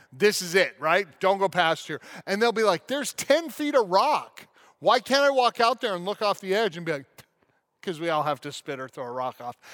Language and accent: English; Colorado National Monument, United States; on the Colorado National Monument in my hometown